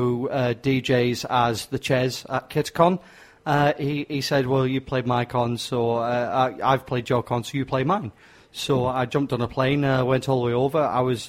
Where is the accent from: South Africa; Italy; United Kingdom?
United Kingdom; England; I'm stupid and I'm English.